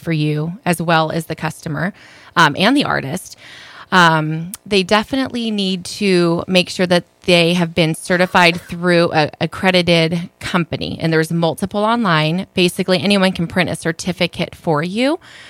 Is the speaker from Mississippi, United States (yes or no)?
no; California, United States; moved away as an adult; now in St. Augustine, United States; I'm originally from California. I have resided in St. Augustine, Florida now for 8 years.